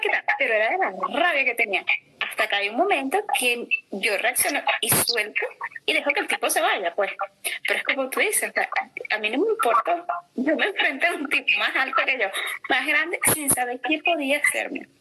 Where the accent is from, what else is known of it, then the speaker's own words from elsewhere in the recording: Venezuela; moved away; en mi país, ¿no? En Venezuela